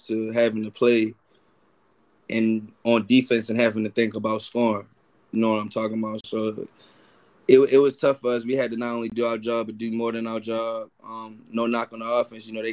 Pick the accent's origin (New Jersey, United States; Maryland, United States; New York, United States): Maryland, United States; Baltimore; I'm from Baltimore